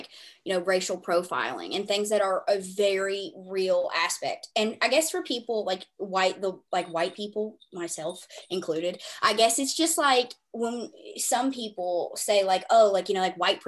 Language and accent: English; the South, United States; I was raised in the South